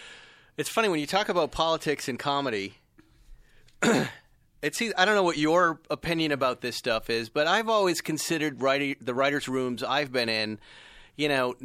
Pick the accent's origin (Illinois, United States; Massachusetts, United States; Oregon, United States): Massachusetts, United States; I'm from Massachusetts.